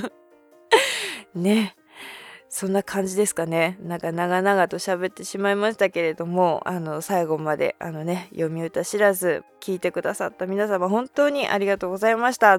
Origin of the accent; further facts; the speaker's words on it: Hokkaido, Japan; 私あの北海道出身なんですけども